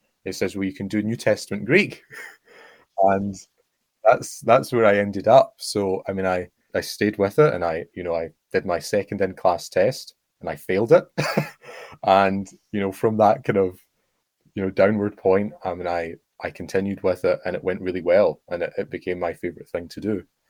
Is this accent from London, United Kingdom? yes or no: no; Oxford, South East England, United Kingdom; It's a bit like my hometown in the sense that, in Oxford, you walk a little bit and then there are fields.